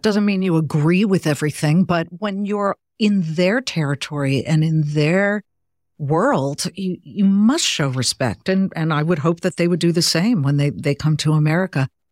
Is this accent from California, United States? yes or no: yes; Beverly Hills, California, United States; moved away as an adult; also born or lived in Columbus, Ohio / Cleveland, Ohio / Boston; I was born in L A. Actually, I grew up in Beverly Hills